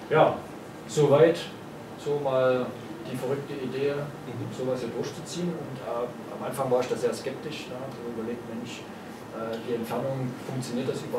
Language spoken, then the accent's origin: German; Chemnitz, Saxony, Germany; Also ich komme aus Chemnitz.